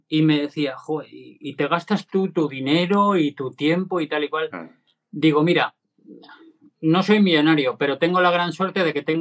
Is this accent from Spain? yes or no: yes; Cantabria, Spain; el que hice este verano que fui corriendo desde aquí a, mi pueblo natal, a Cantabria.